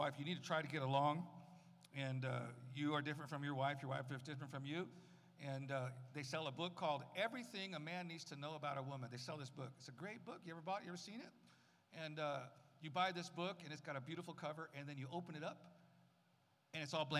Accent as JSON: {"language": "English", "town": "San Francisco", "region": "California", "country": "United States", "tie": "born or raised there", "also_born_or_lived": "Tucson, Arizona", "moved": "yes", "lives_now": "Arizona, United States", "said": "I was raised mostly in Arizona, mostly California until I was about 8 or 9"}